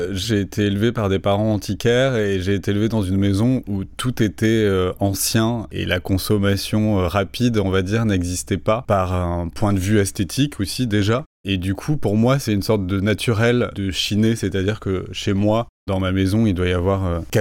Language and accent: French; Toulouse, Occitania, France; moved away as an adult; also born or lived in London; now in Paris, France; Moi je viens de Toulouse mm. et du coup à Paris je suis arrivé à 20 ans